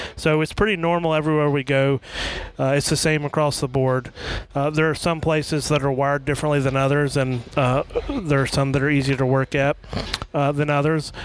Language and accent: English; Atlanta, Georgia, United States; my childhood growing up in the Atlanta area in the '80s